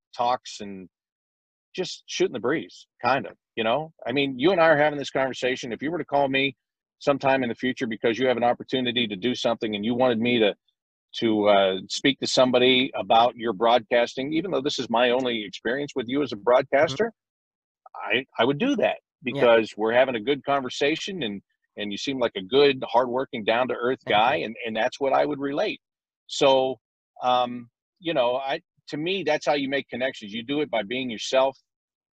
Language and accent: English; Pennsylvania, United States; moved away; also born or lived in Pittsburgh; I was born in Pittsburgh and grew up an hour outside of Pittsburgh